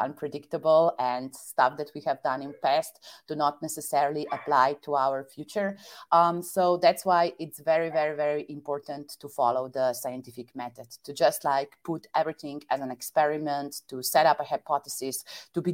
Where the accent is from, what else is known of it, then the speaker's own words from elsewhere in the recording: Slovenia; moved away as an adult; also born or lived in Vienna / Shanghai / Netherlands / Belgium; I attended like all my schools in my native country, Slovenia.